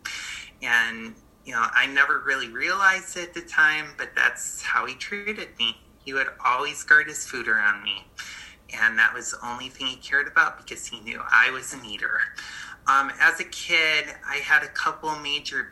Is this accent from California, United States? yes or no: no; Buffalo, New York, United States; moved away as an adult; I moved from Buffalo, New York, where I grew up, to New York City.